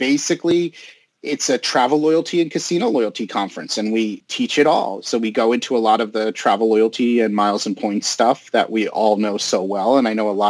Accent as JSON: {"language": "English", "region": "the New York area", "country": "United States", "moved": "yes", "lives_now": "Las Vegas, United States", "said": "I'm originally from the New York area"}